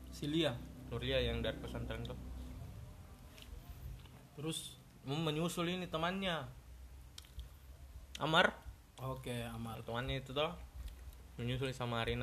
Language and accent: Indonesian; Sinjai, South Sulawesi, Indonesia; also born or lived in Selayar; ndak ciga saya orang Sinjai tapi lama kak di selayar